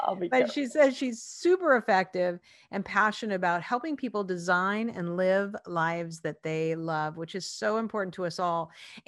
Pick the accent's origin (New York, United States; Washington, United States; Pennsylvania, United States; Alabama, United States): Washington, United States; Spokane; also born or lived in Seattle; I grew up in Spokane, Washington.